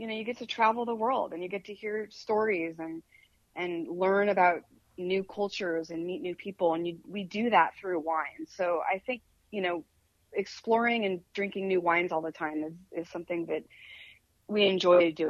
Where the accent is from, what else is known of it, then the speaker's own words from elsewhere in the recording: Midwest, United States; moved away; also born or lived in New York; I come from the Midwest. Both sides of my family come from the Midwest.